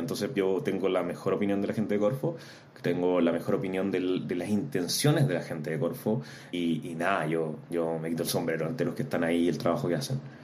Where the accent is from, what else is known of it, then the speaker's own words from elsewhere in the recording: Antofagasta, Chile; moved away as an adult; also born or lived in Santiago; soy antofagastino, me vine a Santiago en busca de oportunidades de estudiar a la Universidad de Chile